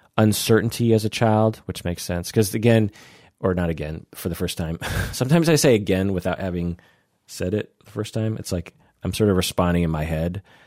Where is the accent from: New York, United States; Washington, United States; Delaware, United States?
Washington, United States; Seattle; I grew up in Seattle